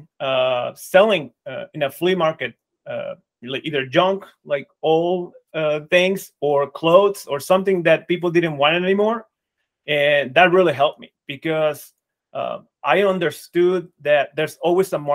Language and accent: English; Mexico; I grew up in Mexico.